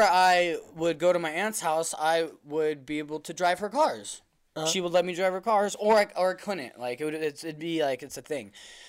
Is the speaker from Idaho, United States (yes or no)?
no; Yerington, Nevada, United States; moved away; because my hometown's so small